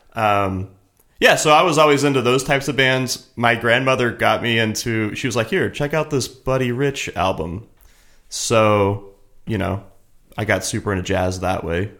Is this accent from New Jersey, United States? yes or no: no; Kansas City, Missouri, United States; moved away as an adult; also born or lived in Cincinnati, Ohio; now in Los Angeles, United States; I'm from Kansas City, originally